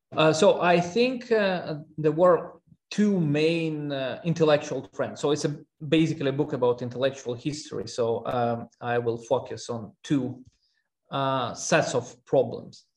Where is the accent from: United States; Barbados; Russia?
Russia; moved away; also born or lived in Armenia; I'm originally from Armenia, um, and, but I grew up in Russia.